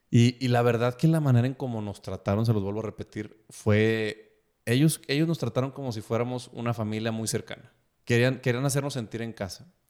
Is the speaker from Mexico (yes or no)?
yes; Mexico; recuerda que soy mexicano, o sea, yo llego a la hora que me dices.